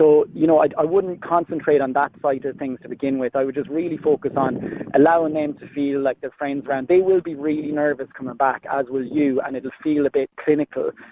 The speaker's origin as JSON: {"language": "English", "country": "Ireland", "moved": "yes", "lives_now": "Switzerland", "said": "as an Irishman abroad"}